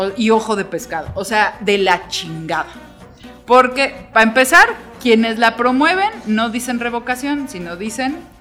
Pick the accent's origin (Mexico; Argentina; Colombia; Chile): Mexico